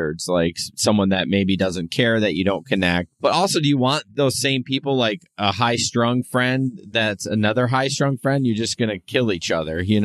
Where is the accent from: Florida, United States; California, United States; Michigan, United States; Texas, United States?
Michigan, United States; Grand Rapids; I'm from Grand Rapids